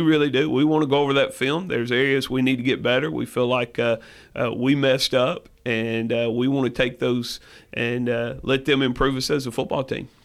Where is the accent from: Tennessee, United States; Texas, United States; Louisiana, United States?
Tennessee, United States; Lexington; I grew up in Lexington, Tennessee.